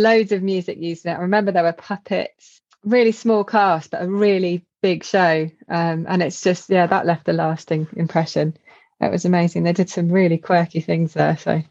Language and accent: English; Wokingham, South East England, United Kingdom; I come from Wokingham near Reading